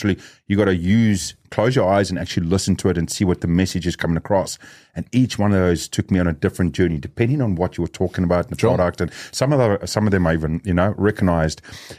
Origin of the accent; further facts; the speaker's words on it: South Africa; and also raised as South African, we are a very loud community, very fast-speaking community. So most times if there's more than one of us South Africans in the room, it gets very loud